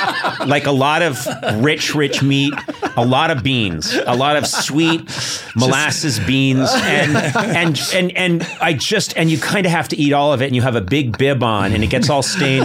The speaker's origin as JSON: {"language": "English", "town": "Akron", "region": "Ohio", "country": "United States", "said": "It's great to be here in Cleveland. I'm actually from Akron."}